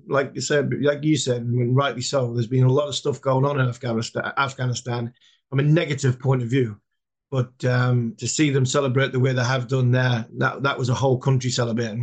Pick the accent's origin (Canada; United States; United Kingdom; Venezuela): United Kingdom; England; we're from England